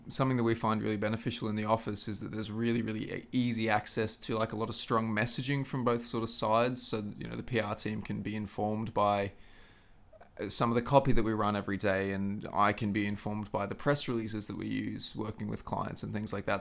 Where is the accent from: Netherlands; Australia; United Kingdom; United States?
Australia; Queensland; moved away; back home in the Sunshine State down under